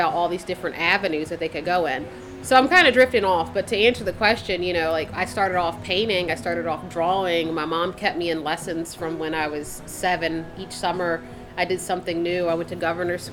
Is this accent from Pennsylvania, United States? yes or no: yes; Philadelphia, Pennsylvania, United States; moved away; I'm originally from Philadelphia and I'm one of four from my mother